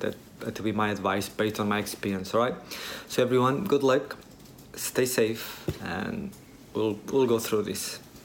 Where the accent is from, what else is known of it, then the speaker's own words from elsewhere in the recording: Portugal; moved away as an adult; now in Vietnam; we are both from Portugal